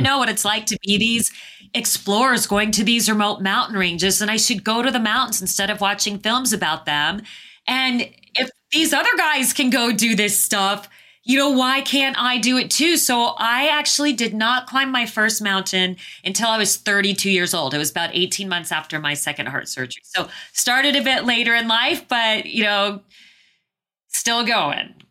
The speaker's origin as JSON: {"language": "English", "town": "Phoenix", "region": "Arizona", "country": "United States", "tie": "born or raised there", "also_born_or_lived": "Southeast Asia", "moved": "yes", "said": "I was born and raised in Phoenix, Arizona."}